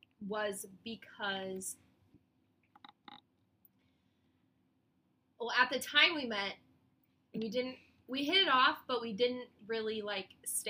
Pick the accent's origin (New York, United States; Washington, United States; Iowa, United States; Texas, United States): Iowa, United States; I'm from Iowa